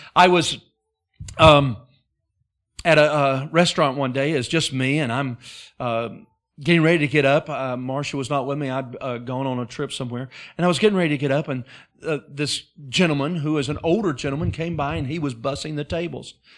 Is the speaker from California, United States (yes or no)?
no; Alabama, United States; moved away as an adult; also born or lived in Wisconsin / Alaska; I was raised in Alabama